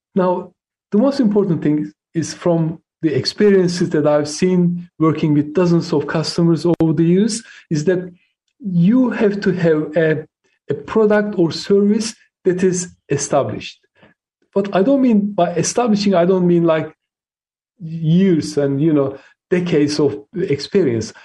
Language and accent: English; Turkey; born or raised there; first language Turkish; English is a second language; moved away as an adult; now in United Kingdom